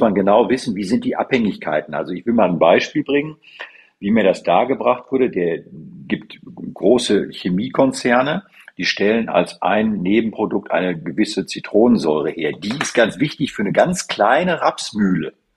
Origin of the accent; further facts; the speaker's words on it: Münsterland, North Rhine-Westphalia, Germany; Ich komme ja aus der Bezirk, aus dem Münsterland